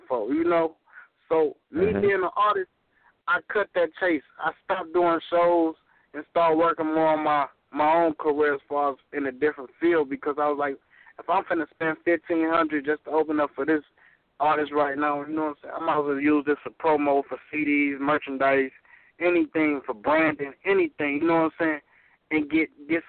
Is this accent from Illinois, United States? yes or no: yes; Joliet, Illinois, United States; my hometown in Joliet